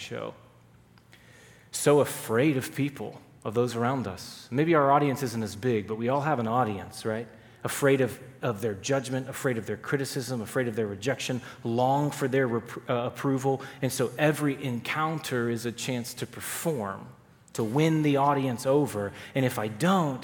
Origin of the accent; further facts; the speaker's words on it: Texas, United States; I grew up in Texas